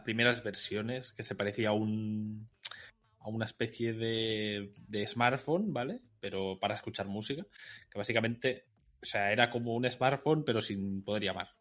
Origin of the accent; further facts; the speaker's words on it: Catalonia, Spain; soy catalán